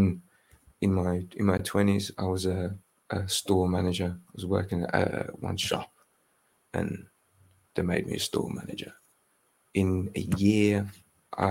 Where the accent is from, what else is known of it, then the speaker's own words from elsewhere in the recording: Birmingham, West Midlands, United Kingdom; I'm from Birmingham